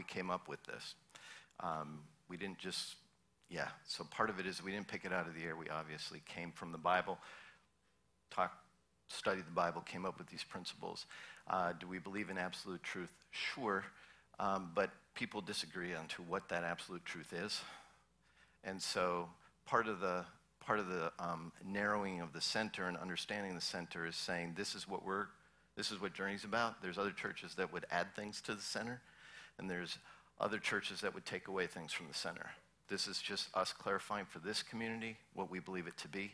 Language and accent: English; Minnesota, United States; I grew up in Minnesota